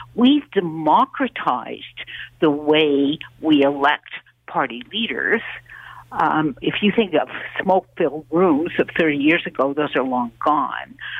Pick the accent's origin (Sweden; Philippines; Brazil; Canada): Canada; as a Canadian